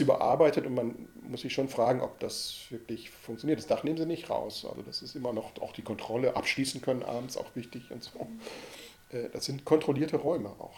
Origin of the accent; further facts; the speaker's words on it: Ruhr area, North Rhine-Westphalia, Germany; Ich bin ja im Ruhrgebiet groß geworden